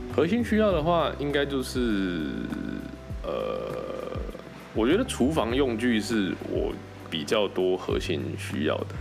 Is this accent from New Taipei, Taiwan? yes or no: no; Kaohsiung, Taiwan; moved away as an adult; also born or lived in Taichung / Taipei / Shanghai; 因为我是高雄人嘛